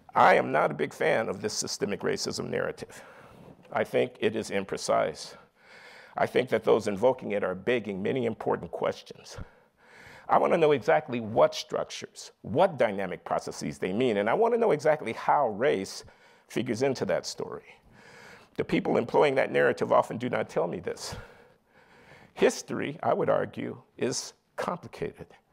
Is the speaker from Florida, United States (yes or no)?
no; Chicago, Illinois, United States; moved away as an adult; I grew up in Chicago in the 1950s and 60s in a working class family